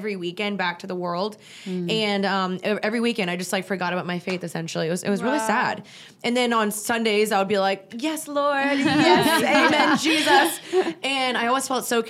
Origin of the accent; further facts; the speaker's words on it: United States; My parents are both immigrants. My dad's from Germany. My mom's from Guatemala. And I was born in the States